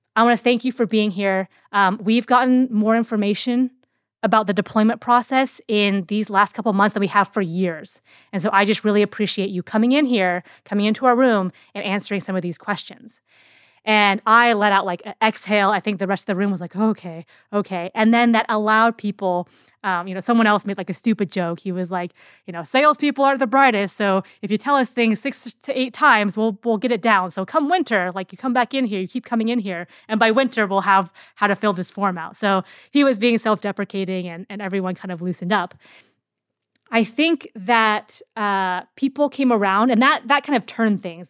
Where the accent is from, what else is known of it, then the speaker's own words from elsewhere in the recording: Seattle, Washington, United States; I'm from Seattle